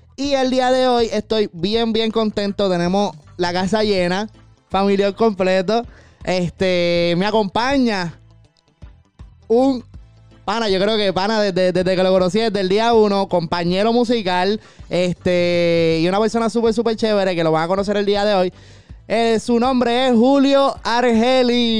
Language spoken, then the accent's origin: Spanish; Caguas, Puerto Rico; yo soy de Cagua